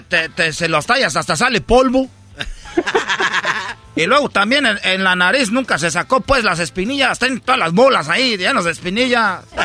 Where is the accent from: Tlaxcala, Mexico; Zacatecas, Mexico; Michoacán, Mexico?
Michoacán, Mexico; Yo soy, pues, de Michoacán.